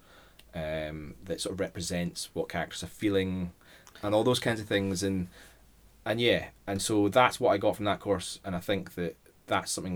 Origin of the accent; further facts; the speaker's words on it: Scotland, United Kingdom; also born or lived in Edinburgh; the Scottish high school education system isn't really, it's not as advanced as the English A-level